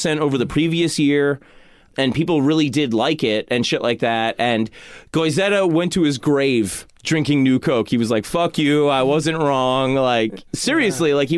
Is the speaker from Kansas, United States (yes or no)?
no; Long Island, New York, United States; growing up on Long Island